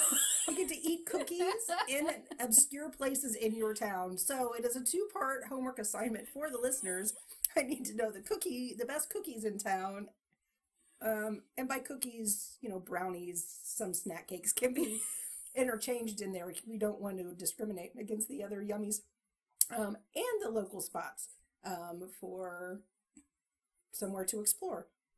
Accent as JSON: {"language": "English", "country": "Canada", "accent": "Canadian", "said": "Sometimes my Canadian accent is Minnesota, but..."}